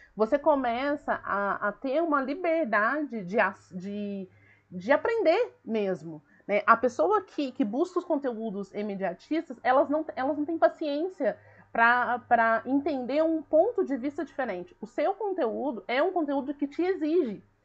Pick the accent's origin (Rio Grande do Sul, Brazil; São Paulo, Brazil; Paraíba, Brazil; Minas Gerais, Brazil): Minas Gerais, Brazil; Eu sou mineira, eu sou do interior, eu falo ai, eu falo porta, eu falo volta, entendeu? Uai, então, assim, eu falo ai, eu falo trem